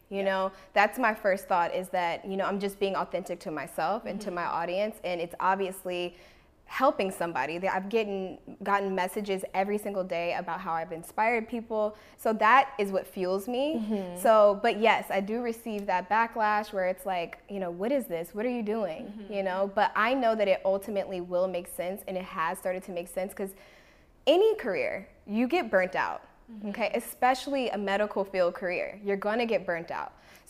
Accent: Washington, District of Columbia, United States; now in Los Angeles, United States; You know, I came from Washington, D.C. area, and I moved here with no family to Los Angeles.

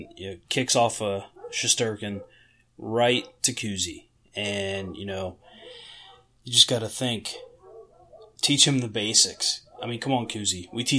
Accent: near Pittsburgh, Pennsylvania, United States; growing up near Pittsburgh

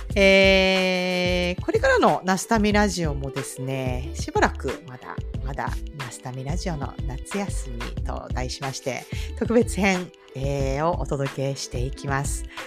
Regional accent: Japan; moved away as an adult; now in Florida, United States; アメリカで長いこといますけど、うんうん、やっぱり自分の国ではないっていう感じで、こっちでは外国人みたいな感じで過ごしてるんで

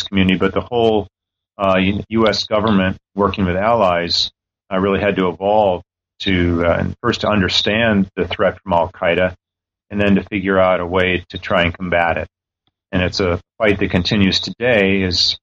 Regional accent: San Francisco Bay Area, California, United States; now in Washington, D.C., United States; I'm originally from the San Francisco Bay Area

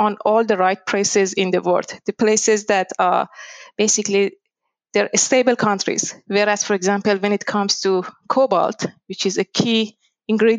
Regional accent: Iran; moved away as an adult; also born or lived in Tehran; now in Australia; I was born in Iran

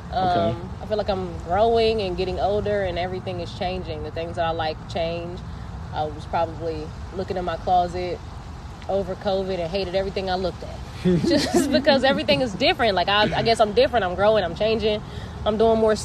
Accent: Columbus, Ohio, United States; also born or lived in Cincinnati, Ohio; I'm from Columbus, Ohio

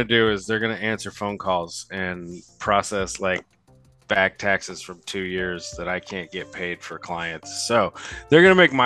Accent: Southern Indiana, United States; I am from Southern Indiana.

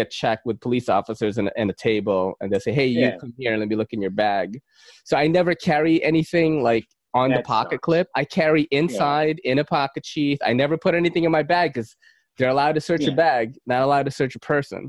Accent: Philippines; now in New York City, United States; look, I'm from Manny Pacquiao country. I'm not Chinese. But Manny Pacquiao, the boxer.

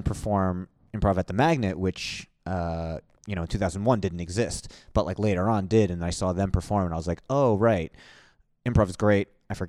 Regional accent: New York, United States; Well, I'm from New York originally.

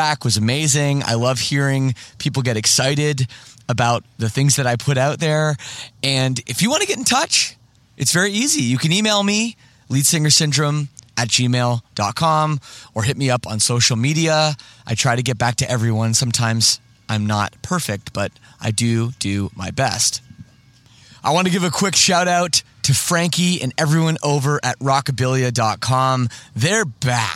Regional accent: Toronto, Ontario, Canada; moved away as an adult; now in Windsor, Canada; I'm from Toronto too

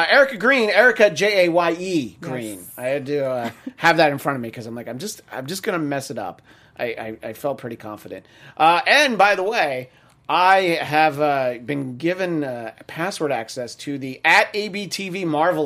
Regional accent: New York, United States; I'm from New York

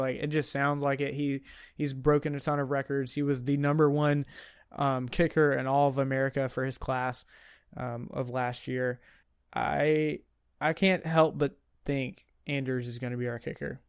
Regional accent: United States; I'm American.

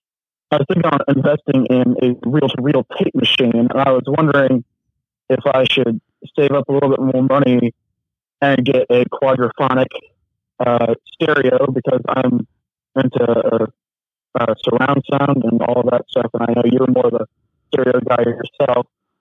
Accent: Illinois, United States; I'm not actually from the South. A little nervous. I'm from.

